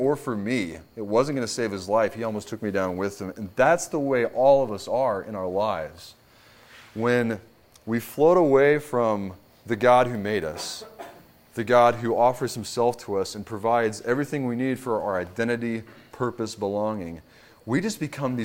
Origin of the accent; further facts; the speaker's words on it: Kentucky, United States; moved away; I am from Kentucky